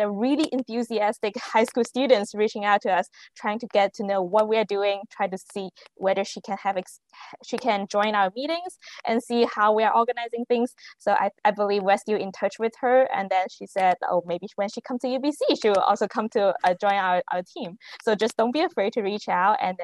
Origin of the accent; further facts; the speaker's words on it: China; moved away as an adult; now in Canada; I grew up in China, and then I came to Canada for undergrad